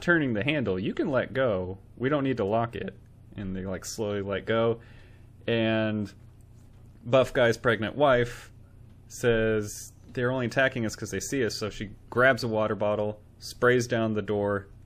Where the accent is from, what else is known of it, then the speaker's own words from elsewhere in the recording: United States; we're American.